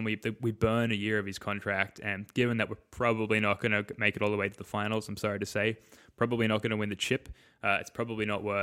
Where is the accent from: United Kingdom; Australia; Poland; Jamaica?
Australia; being Australian hoops fans